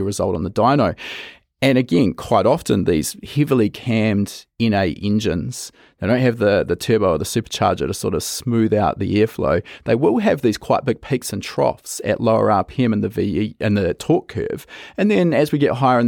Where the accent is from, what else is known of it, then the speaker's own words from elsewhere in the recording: New Zealand; we come from New Zealand